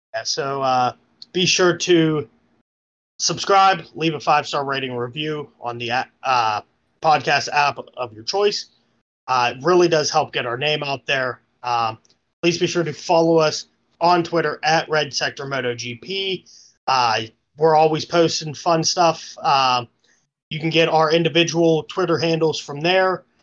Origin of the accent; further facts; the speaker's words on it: United States; I'm American